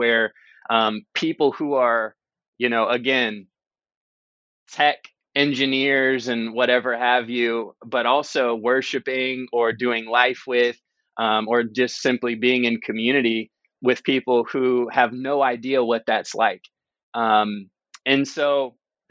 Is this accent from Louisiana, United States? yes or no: no; North Carolina, United States; moved away as an adult; also born or lived in Chicago / Bay Area; now in Redwood City, United States; We grew up together in North Carolina